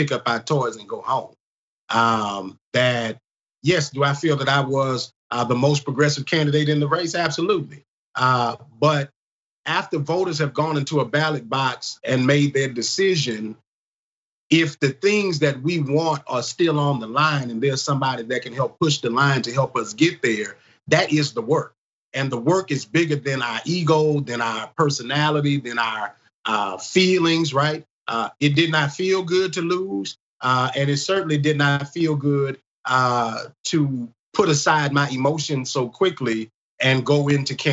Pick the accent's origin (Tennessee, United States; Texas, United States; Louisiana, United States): Louisiana, United States; Baton Rouge; I grew up in North Baton Rouge